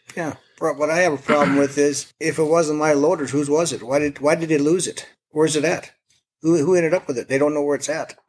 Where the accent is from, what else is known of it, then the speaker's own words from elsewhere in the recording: Forbes, North Dakota, United States; I am from Forbes, uh, got my own little business.